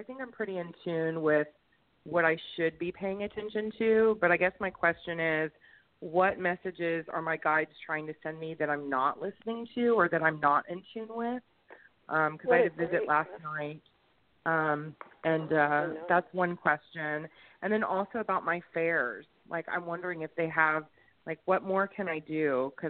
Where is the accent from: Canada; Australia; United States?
United States; Houston, Texas; I'm from Houston, Texas.